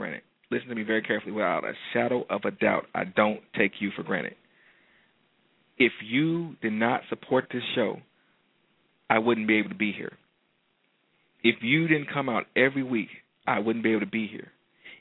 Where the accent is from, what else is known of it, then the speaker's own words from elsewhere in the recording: Detroit, Michigan, United States; moved away; I'm coming to light my hometown on fire